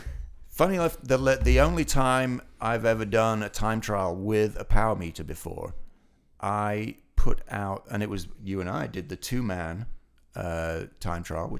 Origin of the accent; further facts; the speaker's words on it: Ilkley, Yorkshire and the Humber, United Kingdom; moved away; And stage 2 finishes in my hometown, in Ilkley.